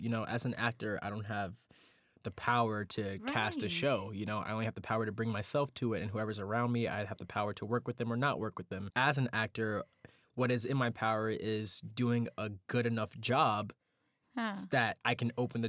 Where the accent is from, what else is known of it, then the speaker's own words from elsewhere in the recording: New York City, New York, United States; I think being a African-American man born and raised in New York City, born and raised in Brooklyn